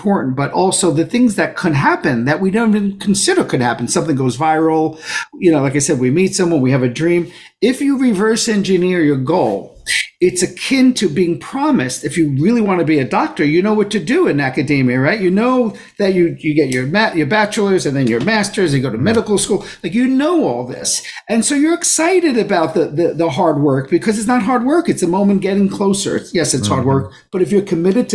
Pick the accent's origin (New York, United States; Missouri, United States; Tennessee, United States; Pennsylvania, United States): New York, United States; New York City; I grew up in Brooklyn